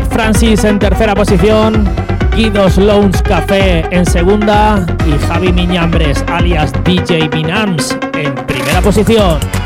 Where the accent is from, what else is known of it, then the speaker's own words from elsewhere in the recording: Valencian Community, Spain; de Valencia, de mi tierra